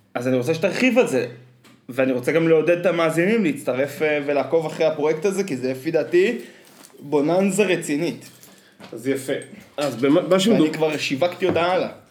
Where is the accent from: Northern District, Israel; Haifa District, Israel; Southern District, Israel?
Northern District, Israel; Afikim; born or raised there